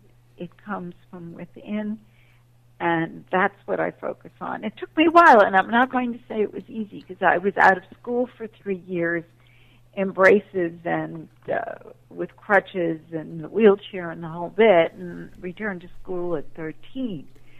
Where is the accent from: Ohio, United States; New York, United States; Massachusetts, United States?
New York, United States; Manhattan; And I was raised in Manhattan, so my mother was very strict about any hanging out in the street or courtyard.